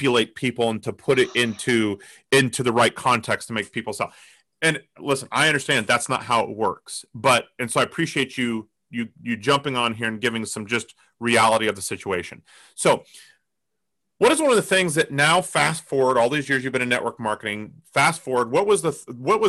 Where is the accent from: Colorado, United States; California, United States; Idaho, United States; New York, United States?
Colorado, United States; I grew up in Colorado